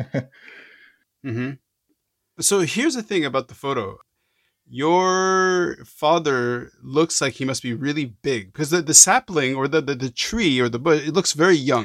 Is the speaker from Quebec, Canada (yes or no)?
yes; Montreal, Quebec, Canada; I'm from Montreal. I grew up in Montreal